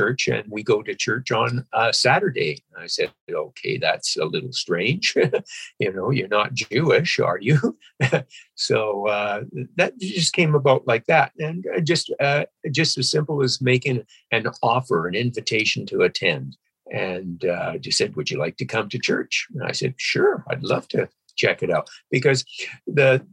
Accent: Vancouver Island, BC, British Columbia, Canada; also born or lived in Alberta; I grew up in Alberta, too. I was born in Alberta, and I was there for about 10 years, and then my parents moved over to Vancouver Island, and I grew up there for about another 10 years before I moved to Vancouver

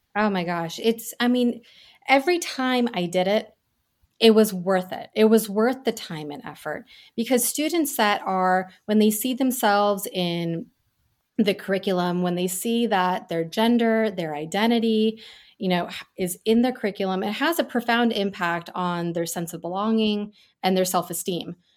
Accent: New York City suburbs, United States; first language Gujarati; I was born in New York City and we moved to the suburbs when I was a baby.

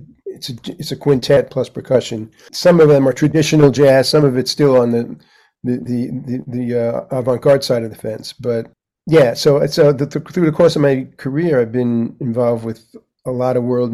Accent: New York City, New York, United States; I grew up on in Manhattan

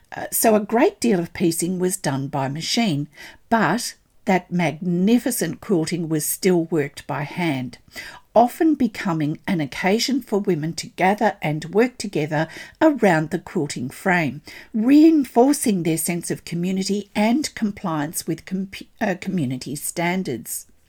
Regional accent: Australia; I'm an Australian textile artist

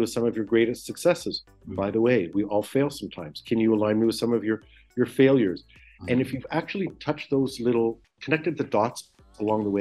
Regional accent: Toronto, Ontario, Canada; moved away as an adult; now in Israel; I'm born and raised in Toronto, Canada

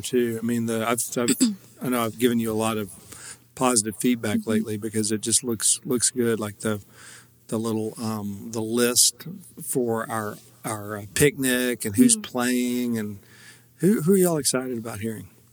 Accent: Paris, United States; my hometown of Paris

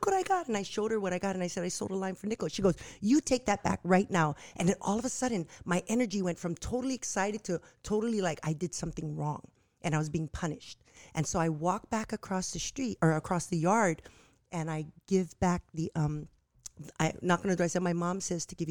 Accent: Nanakuli, Hawaii, United States; I was born and raised in Nanakuli

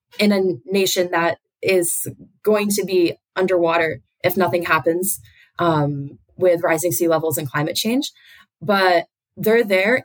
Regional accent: United States; I grew up in the United States

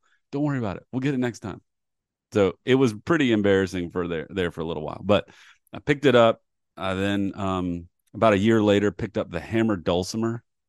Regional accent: Columbia, South Carolina, United States; So I grew up in Columbia, South Carolina. And the University of South Carolina had a great, great strings program.

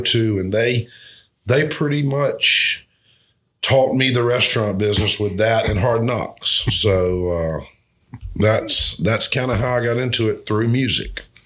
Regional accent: Albany, United States; my hometown

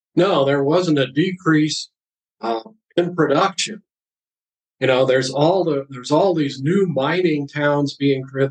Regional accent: Ohio, United States; the streets of my hometown in Ohio

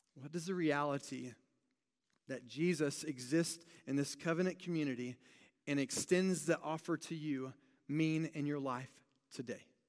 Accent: United States; being very American

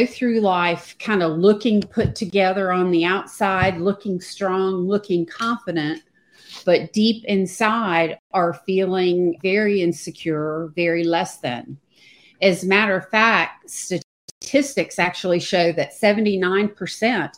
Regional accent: United States; also born or lived in Charlotte, North Carolina / Virginia; now in Pawleys Island, United States; I live in Pawleys Island, South Carolina, which is on the beach on the Atlantic coast. And I've been here for a couple of years. And before that, I lived 40 years in Charlotte, North Carolina, and spent most of my life in Virginia, North Carolina, if you can tell from the accent

